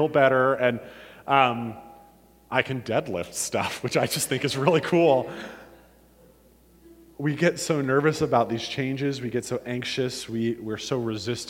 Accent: Warren, Ohio, United States; born or raised there; moved away as an adult; also born or lived in Illinois

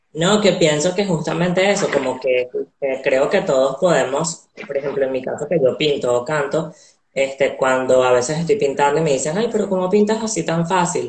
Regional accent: Venezuela; nací en Venezuela

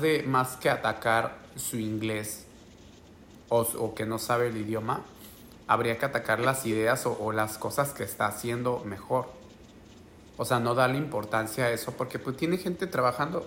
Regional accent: San Blas, Oaxaca, Mexico; moved away as an adult; also born or lived in Guadalajara, Mexico; now in United States; yo soy de Oaxaca, güey. Yo soy de un pueblo ahí de San Blas

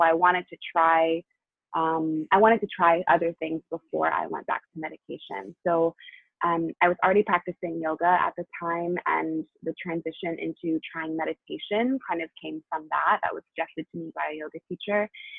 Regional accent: New Hampshire, United States; also born or lived in Tennessee / Chicago; now in Los Angeles, United States; And I grew up half in New Hampshire, half in Tennessee, and went to college in Chicago and now live in LA.

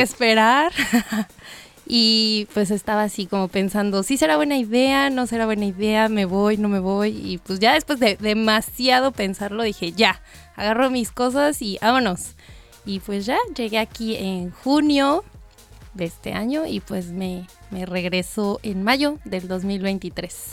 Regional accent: Almoloya de Juárez, State of Mexico, Mexico; moved away as an adult; now in Brisbane, Australia; soy de México, del Estado de México, exactamente del municipio de Almoloya de Juárez

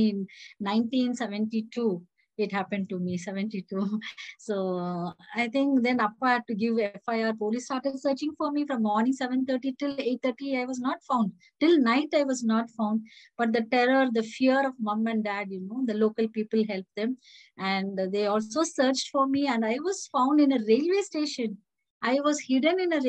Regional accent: Bangalore, Karnataka, India; also born or lived in Belgaum; I was born in Bangalore

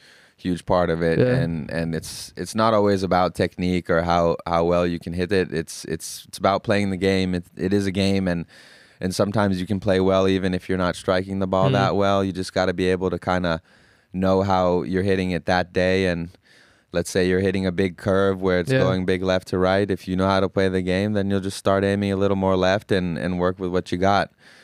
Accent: Finland; now in United States; I am. I was born in Finland and went through high school and middle school.

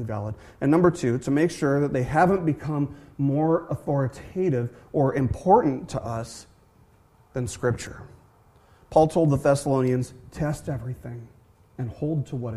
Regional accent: Las Vegas, Nevada, United States; born or raised there

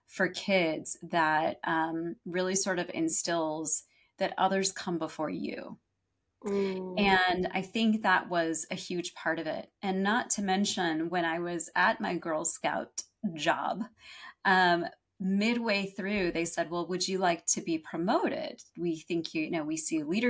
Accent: San Diego, California, United States; also born or lived in Los Angeles; San Diego, where I grew up

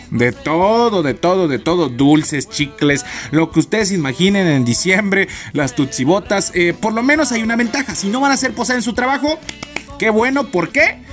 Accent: Matamoros, Chiapas, Mexico; moved away; yo soy de un pueblito, ¿no? Mi pueblito se llama Matamoros, este, Chiapas, México

